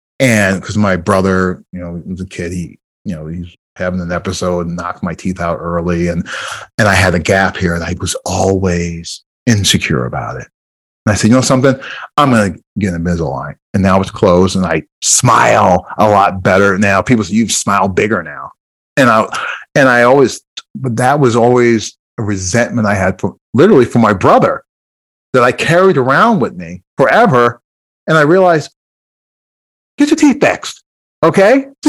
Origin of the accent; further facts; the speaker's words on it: Iowa, United States; also born or lived in Jersey City; I always said I was born and raised in Jersey City, but I truly grew up in Iowa.